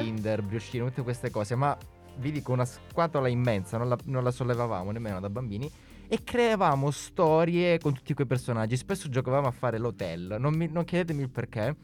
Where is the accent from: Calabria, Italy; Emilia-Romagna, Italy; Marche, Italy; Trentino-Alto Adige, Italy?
Calabria, Italy; now in Milan, Italy